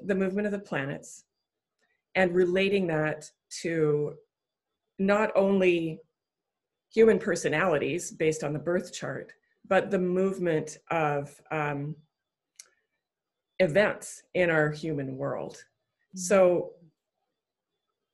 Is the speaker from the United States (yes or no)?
no; Canada; my childhood growing up on the east coast of Canada on the Bay of Fundy